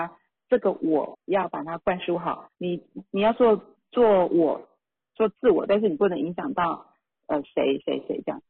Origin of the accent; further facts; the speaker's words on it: Taiwan; 像我们台湾话讲的